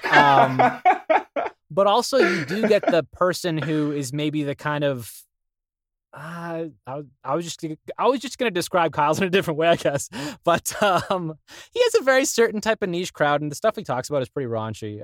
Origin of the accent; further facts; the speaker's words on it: Thornhill, Ontario, Canada; Thornhill for me